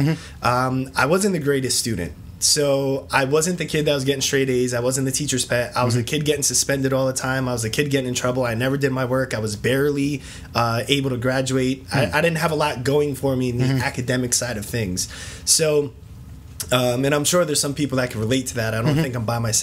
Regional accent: East Stroudsburg, Pennsylvania, United States; moved away as an adult; now in Reinholds, United States; I come from the East Stroudsburg area.

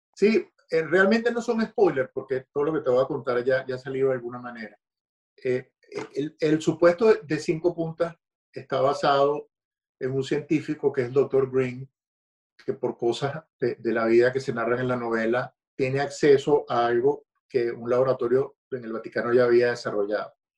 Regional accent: Caracas, Capital District, Venezuela; moved away as an adult; yo soy nacido en Caracas, eh, Venezuela, crecí en Caracas

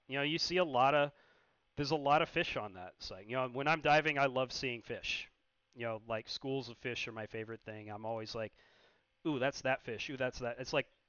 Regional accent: Chesapeake Bay, United States; So, growing up in the Chesapeake Bay, obviously, I saw more than a few red tides.

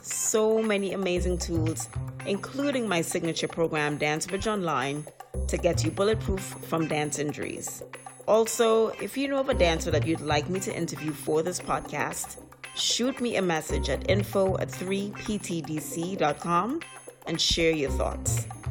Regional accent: Trinidad & Tobago; now in United States; I grew up in Trinidad

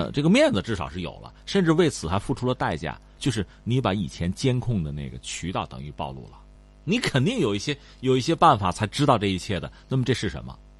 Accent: China; 我们中国人

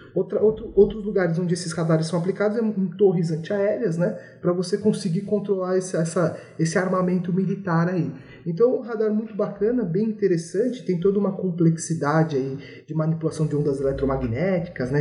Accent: São Paulo, Brazil; sou natural da cidade de São Paulo, né? Sou aqui de São Paulo

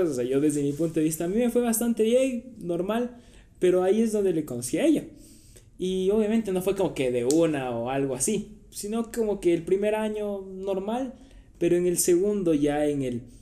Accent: Quito, Pichincha, Ecuador; also born or lived in Santo Domingo / Manta; nací aquí en Quito, me fui a los 8 años a Santo Domingo, estuve ahí 5 años, de ahí por el trabajo igual de mi papá fuimos a, a Manta, estuvimos tres años

